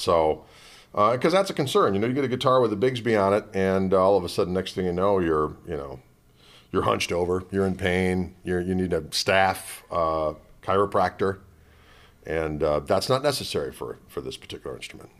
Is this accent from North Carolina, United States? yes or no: no; Wauwatosa, Wisconsin, United States; My hometown is Wauwatosa, Wisconsin.